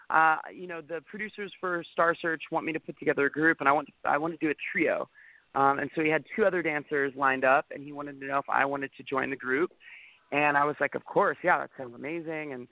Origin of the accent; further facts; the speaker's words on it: Northern California, United States; I grew up in Northern